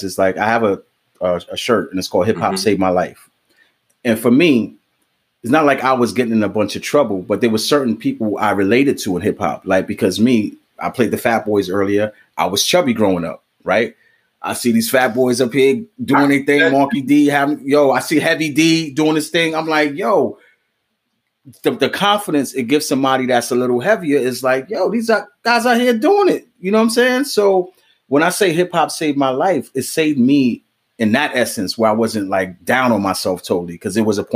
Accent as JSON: {"language": "English", "town": "New York City", "region": "New York", "country": "United States", "tie": "born or raised there", "said": "I grew up on Creston Ave"}